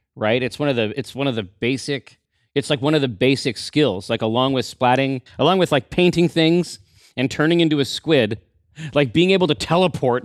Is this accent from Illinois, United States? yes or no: no; Sumner, Washington, United States; I'm from Sumner. So for me, like, Tacoma was, like, the big city.